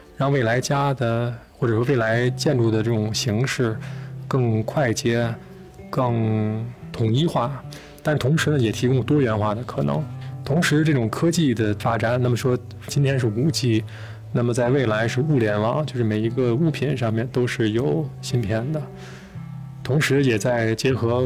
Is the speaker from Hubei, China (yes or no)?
no; Beijing, China; also born or lived in Changzhi, Shanxi; 等我在下学之前就跟着父亲母亲回到北京。那当时我住在白大寺西四的羊肉胡同里面，那实际上是一个四合院，住在一个非常小的一个偏房里面